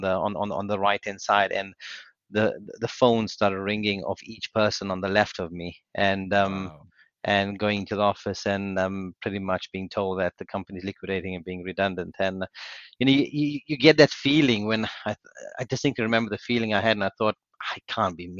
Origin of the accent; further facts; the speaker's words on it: South Africa; moved away as an adult; now in United Kingdom; So I'm South African born. I did my university in South Africa. I moved to the UK in 2004.